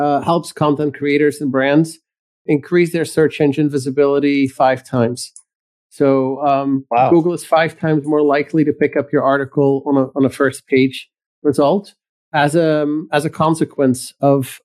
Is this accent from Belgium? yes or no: yes; Belgium; moved away as an adult; now in United States; I was born in Belgium in Europe, and I migrated to the United States